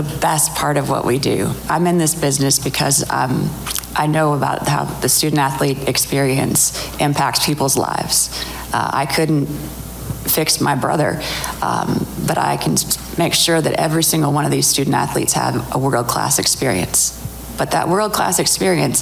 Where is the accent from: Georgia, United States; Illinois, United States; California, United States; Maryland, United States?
California, United States; San Francisco Bay Area; moved away; We grew up in the San Francisco Bay Area